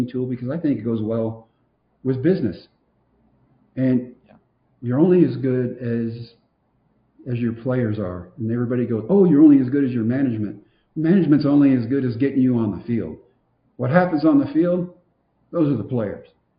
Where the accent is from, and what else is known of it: Texas, United States